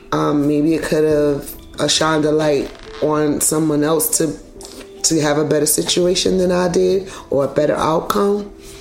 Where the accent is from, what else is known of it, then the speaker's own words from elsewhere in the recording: New York City, New York, United States; I'm from Brooklyn.